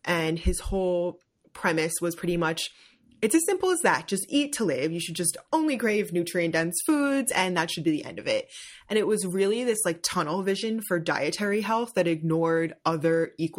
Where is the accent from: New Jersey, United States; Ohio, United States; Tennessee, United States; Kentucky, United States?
New Jersey, United States; Like I grew up in Jersey.